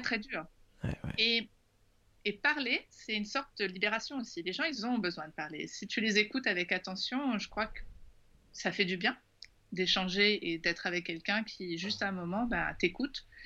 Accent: Paris, Île-de-France, France; quand on vient de Paris, quand on vient de France

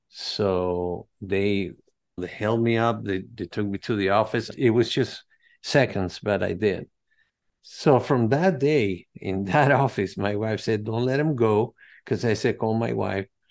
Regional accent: Venezuela; now in United States; I'm from Venezuela, from Greek parents and Spaniards, Madrid, Spain, but they migrated to Venezuela after World War Two

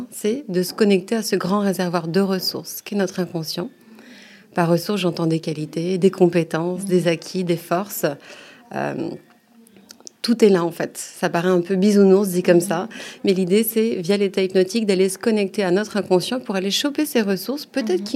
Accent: Normandy, France; now in Paris, France; j'habite à Paris dans le deuxième. Euh, ça fait quelques années que je suis à Paris, mais sinon je suis originaire de Normandie. D'accord. Euh, voilà, j'ai grandi là-bas.

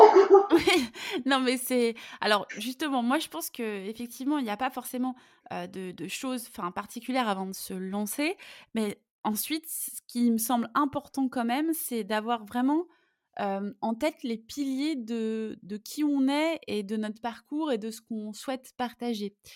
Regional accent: Lyon, Auvergne-Rhône-Alpes, France; moved away as an adult; also born or lived in Italy; je suis lyonnaise et je suis passionnée par ma ville

